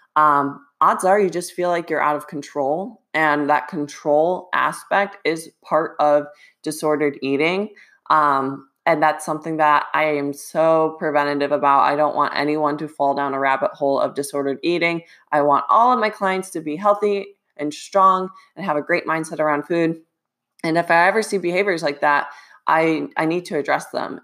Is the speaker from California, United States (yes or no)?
no; Ohio, United States; moved away; I wanna try to go back to Ohio two to three times this year.